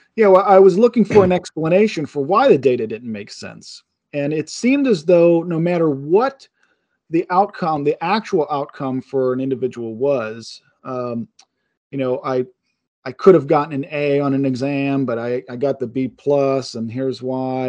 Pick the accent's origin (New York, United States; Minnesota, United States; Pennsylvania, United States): Pennsylvania, United States; Pittsburgh; I'm from Pittsburgh